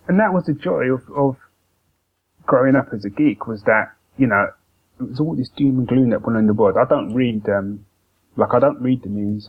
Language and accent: English; London, United Kingdom; especially growing up in London